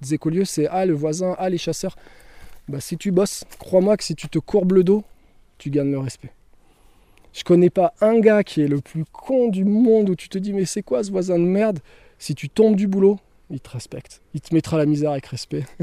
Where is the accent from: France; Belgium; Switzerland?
France; the Alps; Nous, on vient des Alpes, on a 20 ans d'expérience en nature et les Alpes, franchement, quand tu sors des Alpes, je pense que t'es pas un débutant.